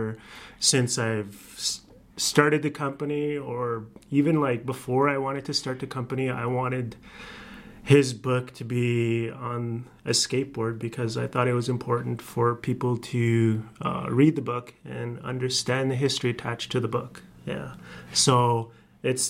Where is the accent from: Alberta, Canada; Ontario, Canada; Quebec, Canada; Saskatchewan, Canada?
Saskatchewan, Canada; Cowessess First Nation; now in Regina, Canada; I'm from Cody First Nations. I reside in Regina. I've lived in Regina for well over 20 years now.